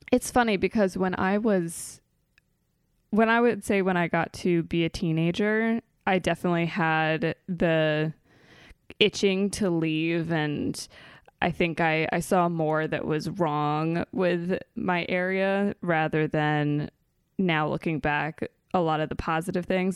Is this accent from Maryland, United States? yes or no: yes; Maryland, United States; moved away; I am from Maryland. I grew up in a suburb in between Baltimore and Annapolis